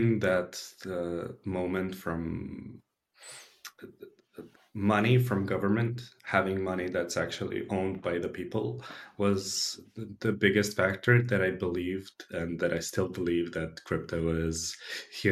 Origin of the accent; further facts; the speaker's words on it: Belgrade, Serbia; I'm based from Belgrade in Serbia, born and raised. I've been here all my life